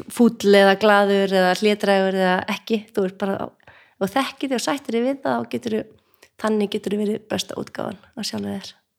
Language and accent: Icelandic; North Iceland, Iceland; moved away; við erum bæði að norðan